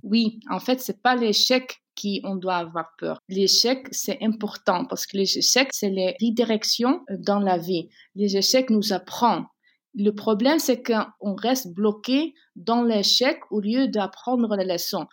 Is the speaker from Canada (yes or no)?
no; Netherlands; Je suis née aux Pays-Bas et j'ai grandi entre deux cultures